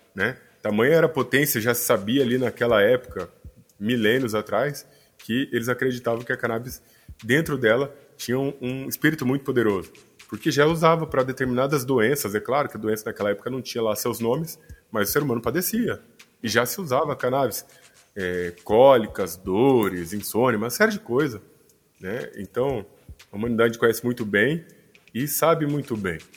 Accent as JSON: {"language": "Portuguese", "town": "Cuiabá", "region": "Mato Grosso", "country": "Brazil", "tie": "born or raised there", "moved": "as an adult", "lives_now": "São Paulo, Brazil", "said": "eu sou natural de Cuiabá, Mato Grosso, e meu primeiro consultório foi lá"}